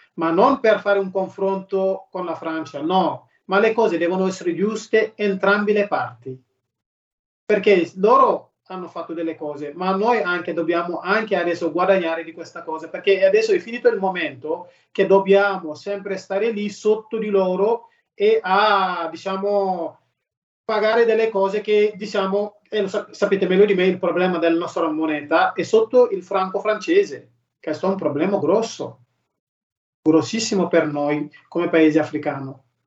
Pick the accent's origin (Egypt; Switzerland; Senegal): Senegal; now in Bergamo, Italy; da quando sono partito dal Senegal